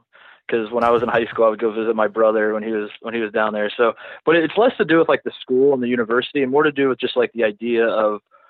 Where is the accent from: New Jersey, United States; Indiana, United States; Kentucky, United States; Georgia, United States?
Indiana, United States; Brownsburg; moved away as an adult; also born or lived in Danville, Indiana; I grew up in Brownsburg, Hendricks County. I mean, I grew up in Danville, Brownsburg, just west side of Indy. Both my parents grew up in Indiana playing basketball all through high school.